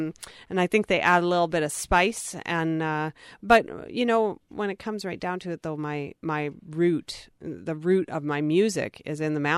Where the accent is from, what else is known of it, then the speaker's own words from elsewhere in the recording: Penny, British Columbia, Canada; now in Vancouver, Canada; I live in Vancouver now, but I am originally from the Prince George area, from Penny.